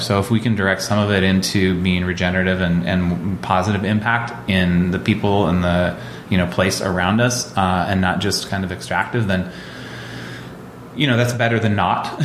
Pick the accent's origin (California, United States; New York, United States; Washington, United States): Washington, United States; Olympia; I grew up in Olympia and, um, you know, 15, 20 miles outside of town